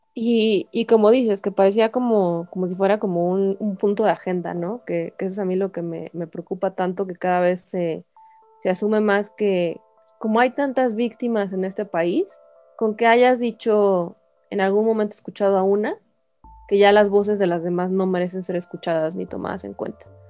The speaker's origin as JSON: {"language": "Spanish", "country": "Mexico", "said": "ciudadanos mexicanos que votamos por nuestros representantes"}